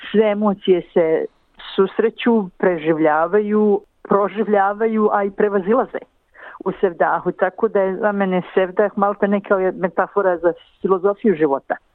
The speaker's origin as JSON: {"language": "Croatian", "country": "Bosnia & Herzegovina"}